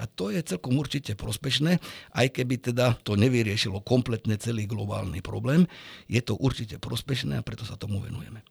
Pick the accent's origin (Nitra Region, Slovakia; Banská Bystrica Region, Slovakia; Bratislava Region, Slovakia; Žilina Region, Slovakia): Nitra Region, Slovakia; Arboretum Mlyňany; ja keď som bol mladší, tak som vyrastal v Arborete